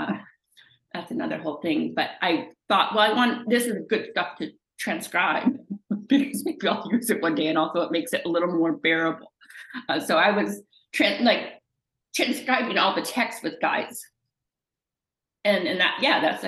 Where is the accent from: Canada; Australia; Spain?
Canada; I'm Canadian